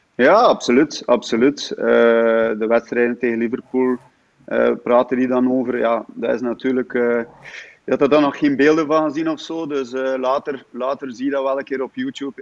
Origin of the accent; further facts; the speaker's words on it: Damme, Flanders, Belgium; Ik ben eigenlijk afkomstig van Damme